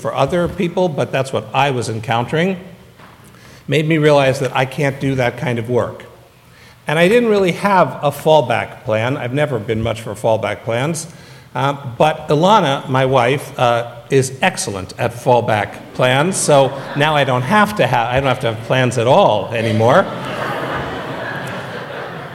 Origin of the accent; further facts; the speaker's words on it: San Francisco, California, United States; moved away; I grew up an atheist in San Francisco